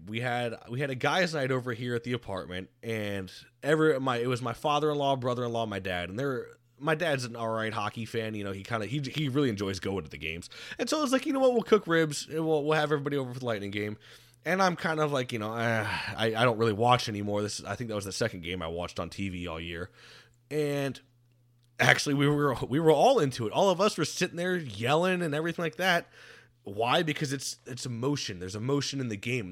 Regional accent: Florida, United States; growing up in Florida

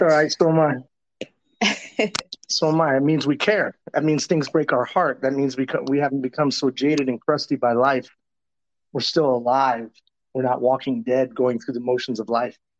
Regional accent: Tucson, Arizona, United States; I grew up in Tucson, Arizona, as in the 70s and early 80s.

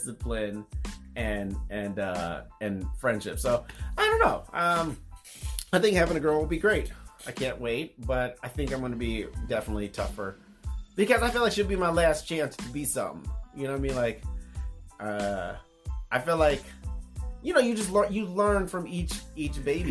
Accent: United States; as an American

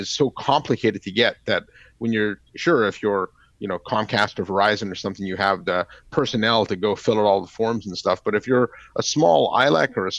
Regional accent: Canada; moved away; My home country, Canada

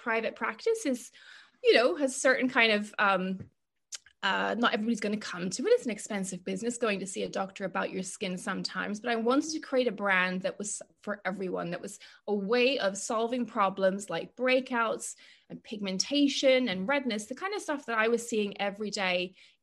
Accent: Northern Ireland, United Kingdom; moved away; also born or lived in Cambridge; I grew up in Northern Ireland

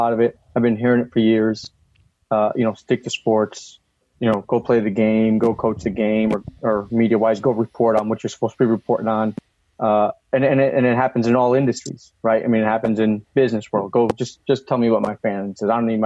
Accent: Shelton, Connecticut, United States; I grew up in Shelton, Connecticut, which is a, you know, predominantly white middle class upbringing

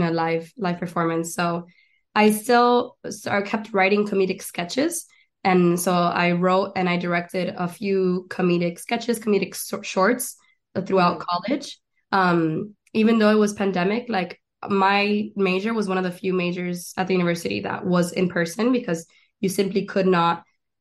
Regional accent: Miami, Florida, United States; moved away as an adult; also born or lived in Argentina / El Chaco, Argentina / Gainesville, Florida / Doral, Florida; now in Los Angeles, United States; I was born in Miami, raised in Argentina, and then I went to school in North Florida.

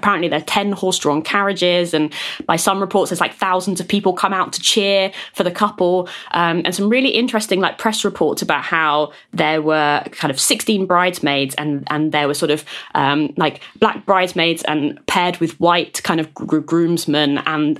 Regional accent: Brighton, South East England, United Kingdom; Brighton, which is where I grew up

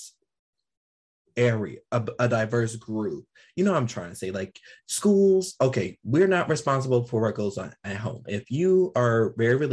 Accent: United States; I'm an American

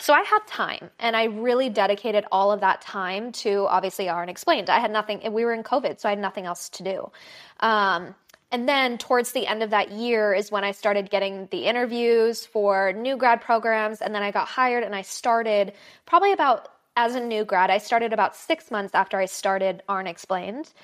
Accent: Los Angeles, California, United States; I'm from Los Angeles. So, born and raised here, never really left

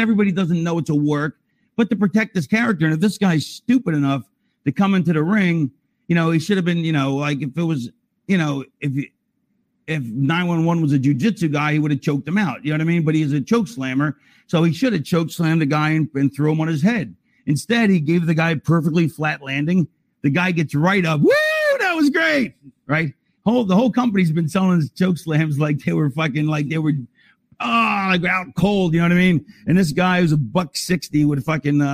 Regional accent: Philadelphia, Pennsylvania, United States; I was born in Philadelphia

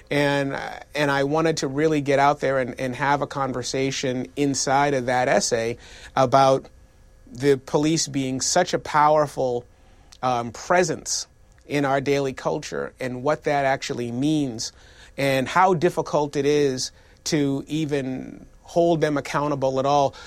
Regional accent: Boston, Massachusetts, United States; my family made growing up in Boston

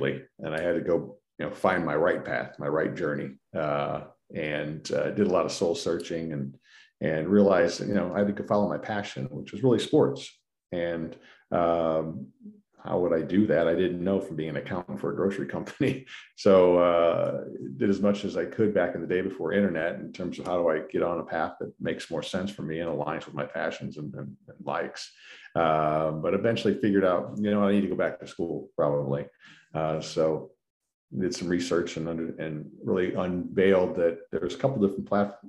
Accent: St. Louis, Missouri, United States; moved away as an adult; also born or lived in San Antonio, Texas; Born and raised in St. Louis, Missouri

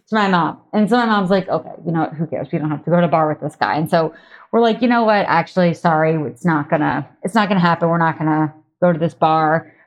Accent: Massachusetts, United States; moved away as an adult; also born or lived in New York; I grew up in Massachusetts

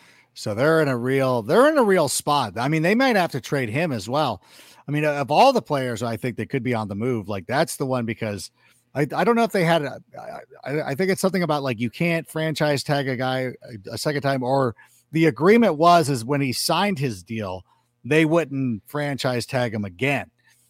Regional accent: Southern California, United States; also born or lived in Chicagoland area; I was born in the Chicagoland area, but I grew up in Southern California.

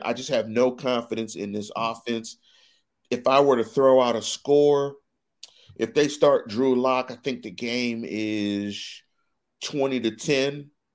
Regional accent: Pittsburgh, Pennsylvania, United States; I'm from Pittsburgh. I'm a North Sider. one five two three three to the day I die.

